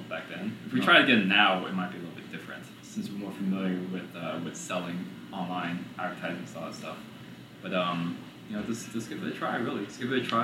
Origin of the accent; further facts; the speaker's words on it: New York City, New York, United States; now in Houston, United States; We were born here in Houston, but we lived in New York, in Brooklyn, for about 11, 12 years, and then came back here to Houston. So my childhood, I was raised in Brooklyn, but my adulthood is here in Houston.